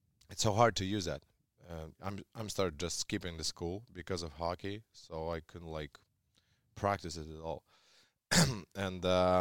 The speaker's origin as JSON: {"language": "English", "country": "Russia", "tie": "born or raised there", "second_language": "English", "moved": "yes", "said": "when I grew up in Russia, everyone followed the national team"}